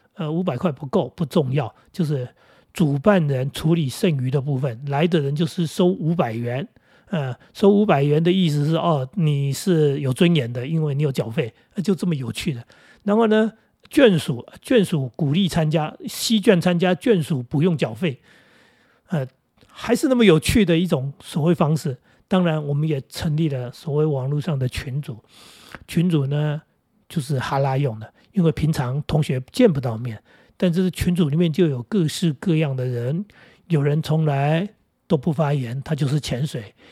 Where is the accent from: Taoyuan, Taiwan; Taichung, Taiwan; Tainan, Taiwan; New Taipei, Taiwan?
New Taipei, Taiwan; Jinguashi; moved away; 我们学校在金瓜石，叫石宇中学